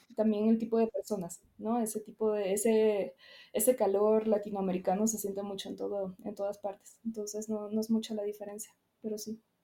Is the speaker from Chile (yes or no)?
no; Venezuela; moved away as an adult; also born or lived in Caracas; now in Mexico; soy venezolana, nací allá, vine aquí hace seis años.